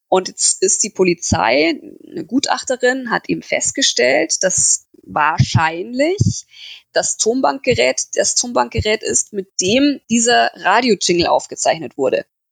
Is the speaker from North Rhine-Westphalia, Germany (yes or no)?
no; Türkenfeld, Bavaria, Germany; also born or lived in near Munich; Ich bin groß geworden in Türkenfeld. Das ist so ein kleines Dorf in der Nähe vom Ammersee in Oberbayern